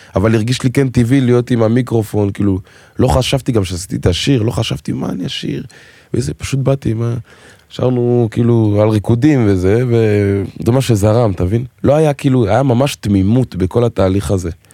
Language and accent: Hebrew; Israel; first language French; Hebrew is a second language; גדלתי בארץ, אבל בבית, צרפתית, חינוך אפריקאי, הייתי בבית ספר צרפתי, כאילו, ורק בכיתה י"א עברתי לאנקור ראשון לציון